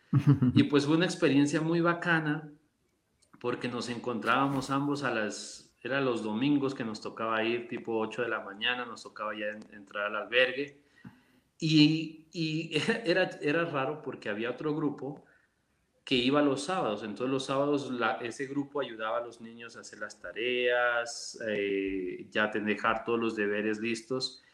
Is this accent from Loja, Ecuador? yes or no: yes; Loja, Ecuador; moved away as an adult; nosotros ya nacimos en Loja, yo soy el tercero de cuatro hermanos